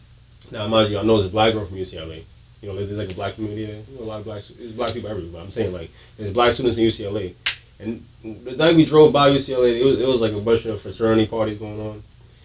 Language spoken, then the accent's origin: English; Trinidad & Tobago; I mean, I have a Trinidadian. I'm Trinidadian. My dad is Bajan. My mom is Trini. So I grew up on my Trini side with my mom.